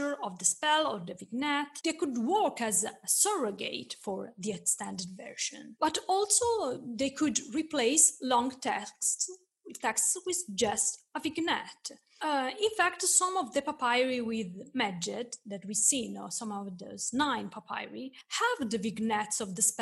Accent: Florence, Tuscany, Italy; born or raised there

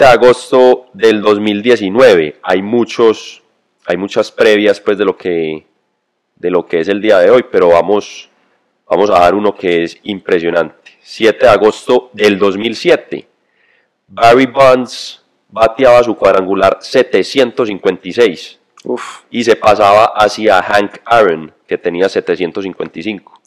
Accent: Colombia

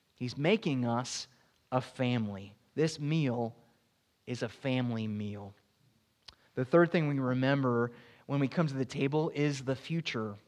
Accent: Florida, United States

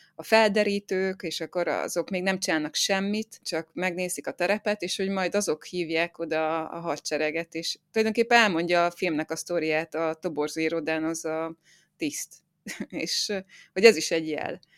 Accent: Zombor, Southern Hungary, Hungary; én zomborról származom, ez egy kis falu így Dél-Magyarországon

